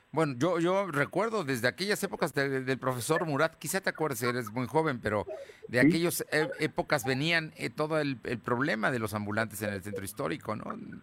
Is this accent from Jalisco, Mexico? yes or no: no; Puebla, Mexico; como muchos poblanos, estamos orgullosos de nuestro centro histórico